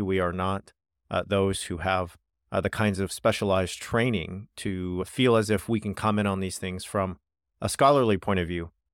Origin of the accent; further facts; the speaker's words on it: United States; also born or lived in United Kingdom; I am American